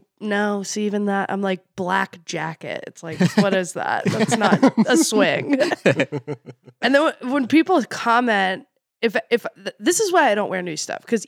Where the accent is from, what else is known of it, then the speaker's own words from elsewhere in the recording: Philadelphia, Pennsylvania, United States; I'm from Philly.